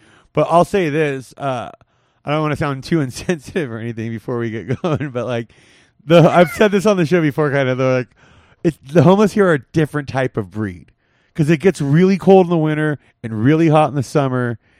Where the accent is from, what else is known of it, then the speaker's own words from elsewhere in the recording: California, United States; growing up in California, never saw this.